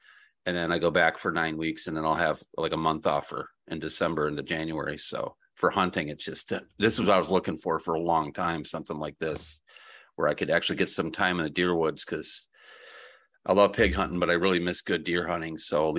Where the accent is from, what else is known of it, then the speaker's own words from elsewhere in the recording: Buffalo, New York, United States; moved away as an adult; also born or lived in Grand Rapids, Michigan / Miami, Florida; I grew up in Western New York. There's a ton of deer there outside Buffalo. You know, I grew up in the suburbs